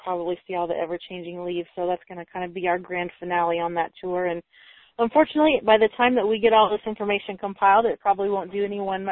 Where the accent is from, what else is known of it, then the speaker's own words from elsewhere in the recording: Indiana, Illinois area, Midwest, United States; moved away; we're from Indiana, Illinois area originally